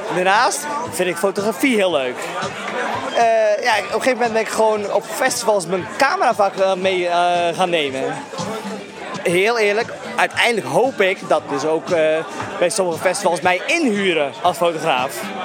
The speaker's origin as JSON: {"language": "Dutch", "country": "Netherlands", "said": "als Nederlander"}